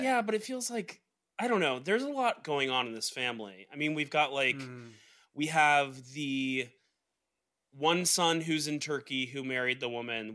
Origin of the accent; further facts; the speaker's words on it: Georgia, United States; I'm from Georgia. I was raised underneath the shade of a Georgia pine